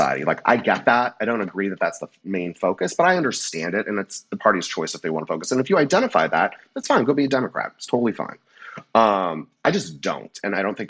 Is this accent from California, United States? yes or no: yes; California, United States; also born or lived in Louisiana; I've only ever lived in California, but my family is from Louisiana, and I spent a lot of time growing up in the South